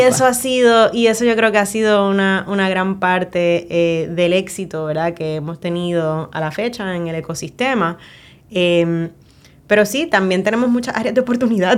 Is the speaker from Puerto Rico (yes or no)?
yes; Puerto Rico; cómo somos los puertorriqueños